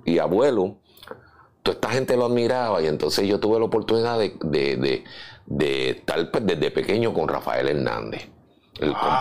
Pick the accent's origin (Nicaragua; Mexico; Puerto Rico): Puerto Rico; San Juan; also born or lived in Chicago; me crié en San Agustín, el caserío San Agustín. Viví primero en Los Méndez, que es frente al Capitolio